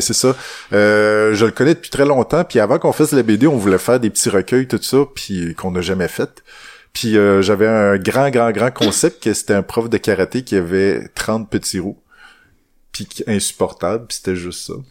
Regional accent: Témiscouata, Quebec, Canada; Je viens du bois vraiment. Je viens du Témiscouata.

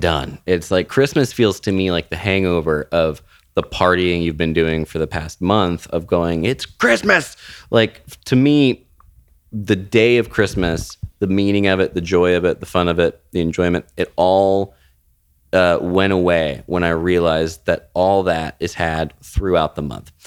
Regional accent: Florida, United States; moved away; I was raised in Florida

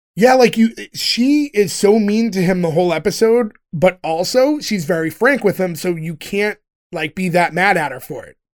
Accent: United States

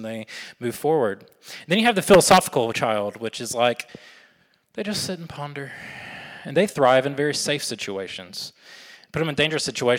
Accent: Alabama, United States; I'm from Alabama

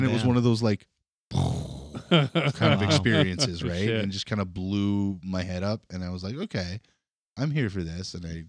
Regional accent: Kenora, Ontario, Canada; When I went to see him, it was at a hotel ballroom back where I grew up in Kenora.

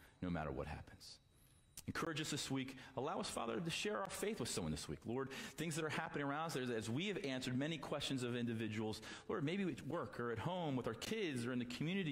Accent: United States; I'm an American

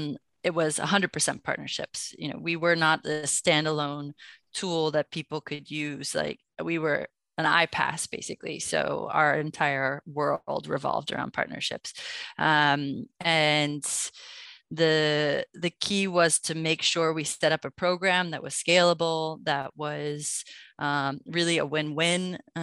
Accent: New York City, New York, United States; born there; Yeah, I was born in New York City, and I worked for a Belgian company for about 3 years

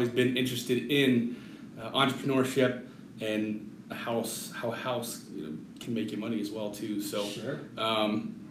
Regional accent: Littleton, Colorado, United States; now in Colorado Springs, United States; Born and raised in Littleton, Colorado

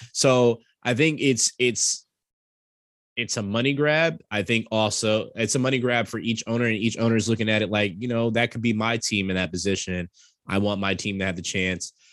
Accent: New York, United States; I'm from New York

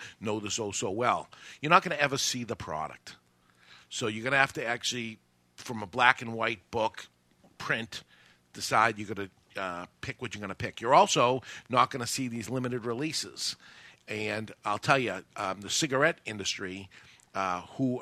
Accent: New Hampshire, United States; I'm from New Hampshire

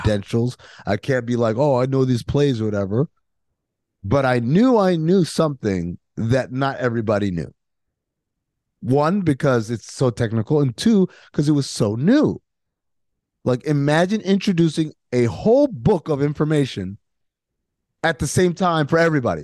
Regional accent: New York, United States; I grew up in New York

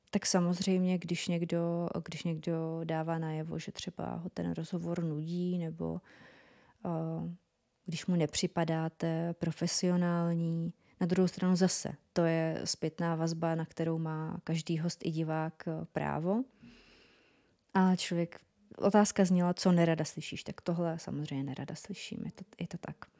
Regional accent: North Moravia, Czechia; accent: North Moravian; ten můj severomoravský přízvuk

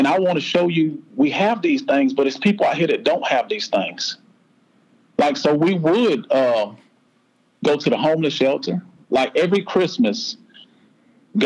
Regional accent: South Florida, United States; now in Shelby, United States; I grew up in South Florida, a single parent

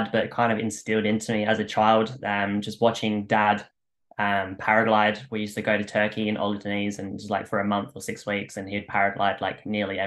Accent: Australia; I'm from Australia

